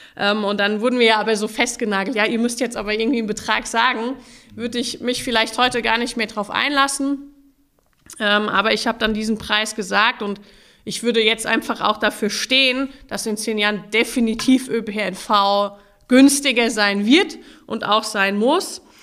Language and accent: German; Mainz, Rhineland-Palatinate, Germany; Mainz ist meine Heimatstadt